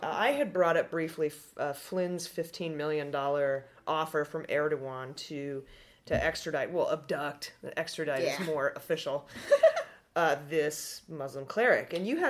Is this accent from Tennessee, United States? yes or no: no; Georgia, United States; Part of the reason is because I'm from Georgia.